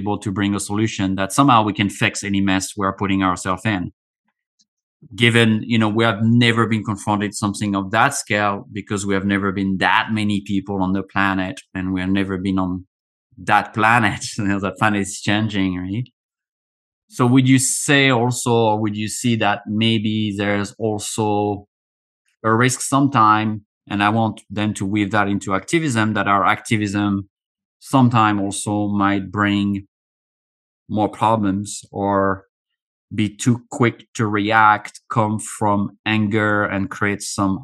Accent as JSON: {"language": "English", "country": "France", "tie": "born or raised there", "said": "I was a young kid growing up in France"}